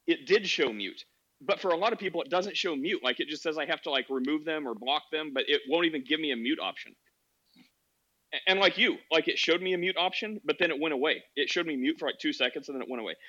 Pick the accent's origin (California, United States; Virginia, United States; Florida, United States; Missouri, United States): Missouri, United States; Kansas City; KC is like my hometown, like I grew up around there